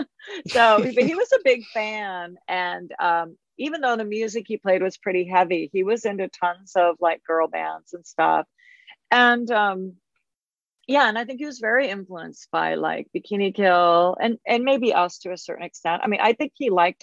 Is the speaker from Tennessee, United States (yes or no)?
no; Olympia, Washington, United States; moved away; also born or lived in Eugene, Oregon; I was from Olympia, but went to school in Eugene